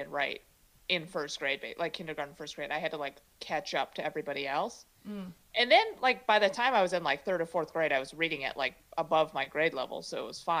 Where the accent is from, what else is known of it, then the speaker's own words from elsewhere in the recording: Chicago, Illinois, United States; first language Mandarin; English is a second language; now in San Francisco Bay Area, United States; I was born in the States, and then I grew up in Chicago